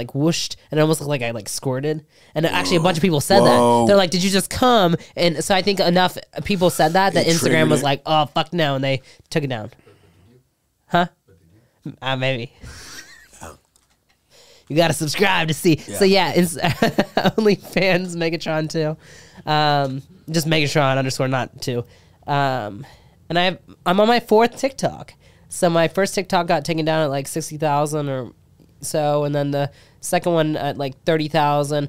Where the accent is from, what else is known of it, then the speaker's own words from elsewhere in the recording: Cincinnati, Ohio, United States; moved away as an adult; now in Texas, United States; I'm from Cincinnati, Ohio